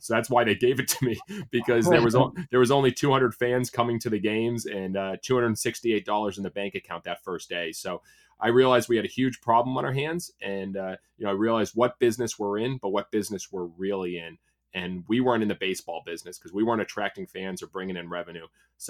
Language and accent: English; Massachusetts, United States; So, because I grew up in Massachusetts, so I could play year round.